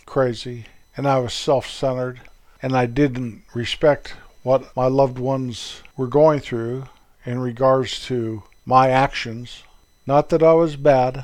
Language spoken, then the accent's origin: English; Colorado Rocky Mountains, United States; moved away; where I was born and raised up in the Colorado Rocky Mountains.